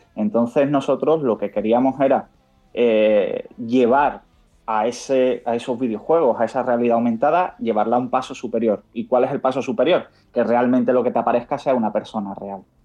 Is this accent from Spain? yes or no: yes; Cádiz, Andalusia, Spain; now in Madrid, Spain; nosotros aunque estamos en Madrid, somos de Cádiz